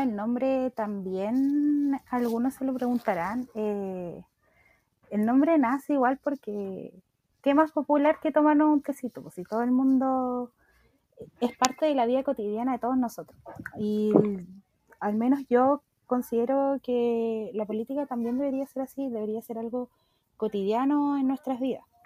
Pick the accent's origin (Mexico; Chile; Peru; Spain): Chile; Quintero, Valparaíso; yo soy de Quintero